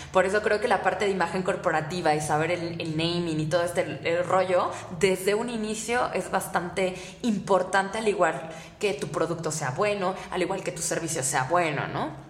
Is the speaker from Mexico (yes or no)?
yes; Mexico; qué ingeniosos somos los mexicanos